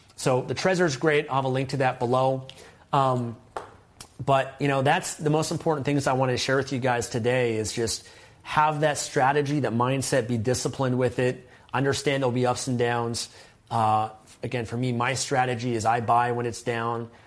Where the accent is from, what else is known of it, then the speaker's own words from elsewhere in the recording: Canada; as a Canadian